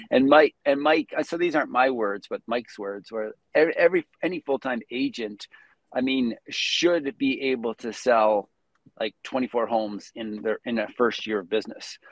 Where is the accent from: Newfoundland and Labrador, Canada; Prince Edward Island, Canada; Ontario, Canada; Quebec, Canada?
Prince Edward Island, Canada; now in Calgary, Canada; I'm originally from Prince Edward Island, the far east coast of Canada.